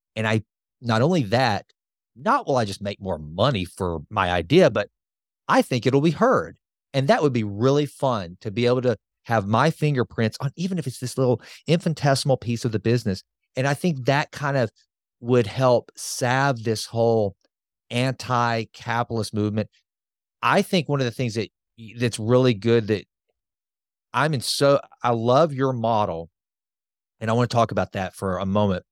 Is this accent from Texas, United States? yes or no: yes; Sulphur Springs, Texas, United States; I'm just a bumpkin from Sulphur Springs, Texas, a town of fourteen thousand five hundred.